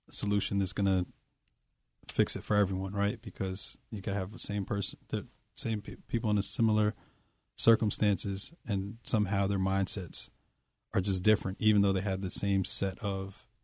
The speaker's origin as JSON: {"language": "English", "town": "Poughkeepsie", "region": "New York", "country": "United States", "tie": "born or raised there", "said": "In Poughkeepsie."}